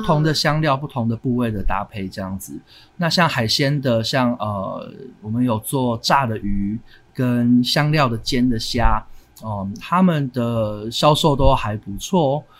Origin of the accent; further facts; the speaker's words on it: Taiwan; also born or lived in New York; 我在台湾就是长大这样子